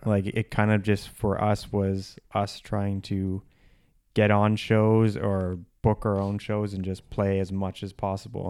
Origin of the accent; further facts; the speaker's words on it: Whitby, Ontario, Canada; I grew up in a suburb outside of Toronto, uh, called Whippy, Ontario